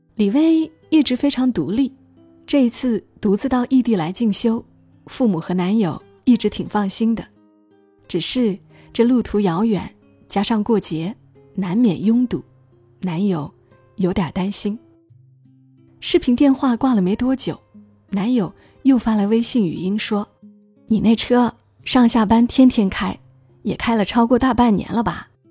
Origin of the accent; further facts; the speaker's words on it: Hunan, China; 在我的老家湖南，夏天炎热，冬天寒冷